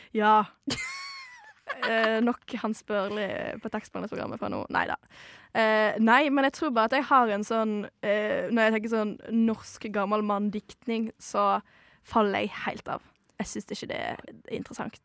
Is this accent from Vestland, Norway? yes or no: yes; Modalen, Vestland, Norway; moved away as an adult; now in Oslo, Norway; Mo er da der jeg kommer fra.